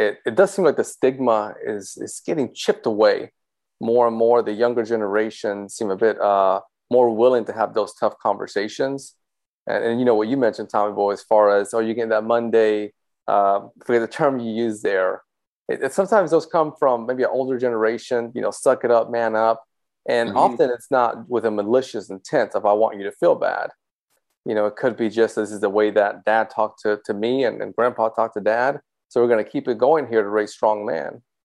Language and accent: English; Dominican Republic; moved away; I was from the Dominican Republic, born there.